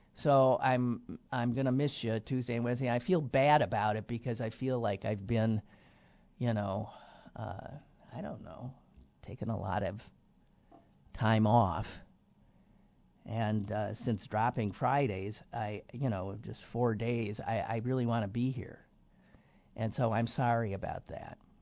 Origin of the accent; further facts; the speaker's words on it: Green Bay, Wisconsin, United States; now in Pittsburgh, United States; my hometown of Green Bay Wisconsin